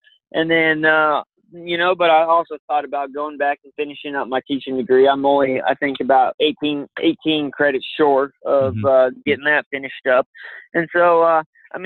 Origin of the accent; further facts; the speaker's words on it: Colville Reservation, Washington, United States; the reservation I grew up on the Colville Reservation